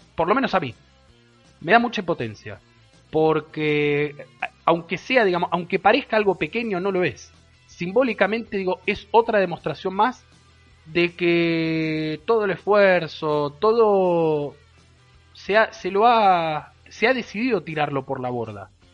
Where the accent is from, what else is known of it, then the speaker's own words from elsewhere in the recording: Argentina; somos la Argentina, muchachos, somos la Argentina